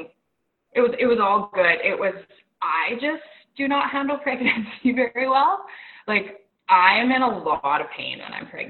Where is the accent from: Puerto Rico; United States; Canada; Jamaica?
Canada; Macklin, Saskatchewan; now in Irma, Canada; I'm originally from a small town in Saskatchewan. I'm from Macklin, Saskatchewan